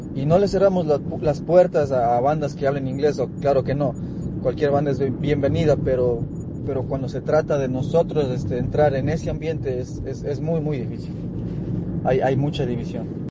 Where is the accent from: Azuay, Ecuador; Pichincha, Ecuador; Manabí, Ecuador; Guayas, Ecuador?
Azuay, Ecuador; Cuenca; now in New York, United States; yo soy de Cuenca, Ecuador, pero, pero vivimos acá en, en Nueva York